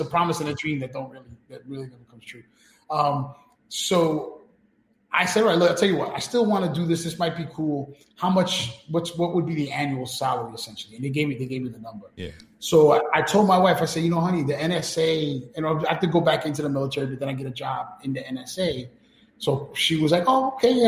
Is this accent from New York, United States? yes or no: yes; New York City, New York, United States; we grew up in New York City and we grew up going to clubs